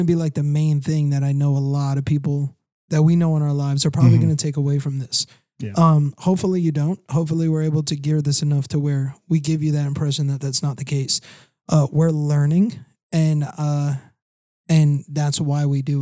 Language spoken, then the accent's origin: English; Long Island, New York, United States; moved away as an adult; I'm from the lower part of New York, Long Island area